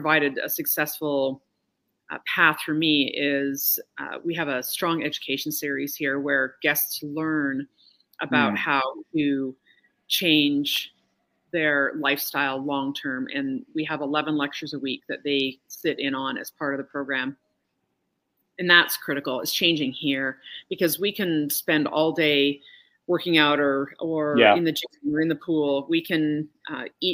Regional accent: Calgary, Alberta, Canada; moved away as an adult; I'm also Canadian and from Calgary, and so it was a big move to come here.

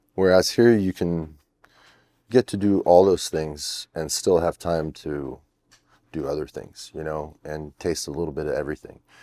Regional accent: Canada; I'm French Canadian

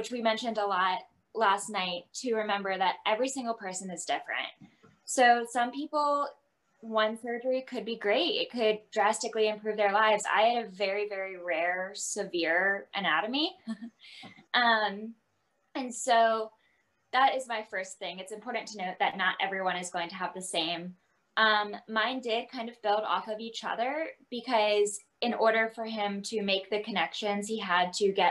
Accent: Virginia, United States; moved away as an adult; now in Texas, United States; I'm from Virginia

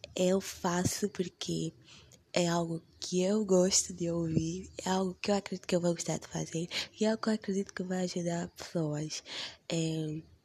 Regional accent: Angola; sou de Angola, vivo em Luanda, na capital

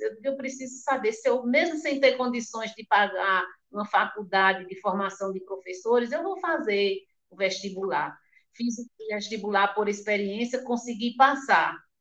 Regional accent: Pernambuco, Brazil; also born or lived in Mundo Novo, Buíque; eu nasci no Mundo Novo, né? sou filha da comunidade quilombola do Mundo Novo em Buíque, mas fui criada em São Domingos

